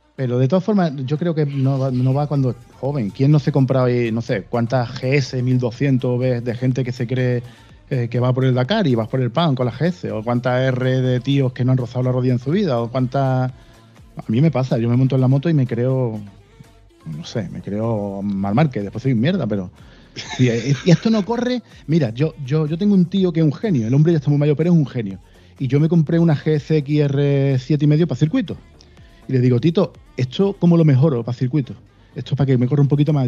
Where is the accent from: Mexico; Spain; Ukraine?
Spain; Málaga, Andalusia; Yo nací en Málaga. Me he criado en Málaga eh, y aquí me quedo